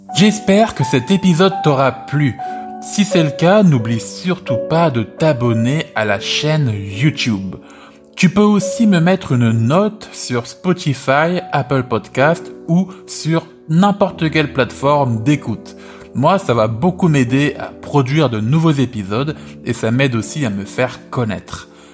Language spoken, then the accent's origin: French; France; je te raconte ma vie en France en tant que français